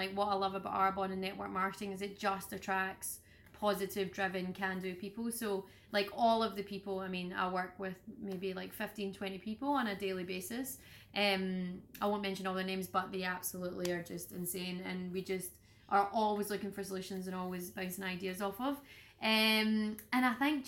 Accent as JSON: {"language": "English", "region": "Scotland", "country": "United Kingdom", "said": "being Scottish that it just being in Scotland and being from Scotland"}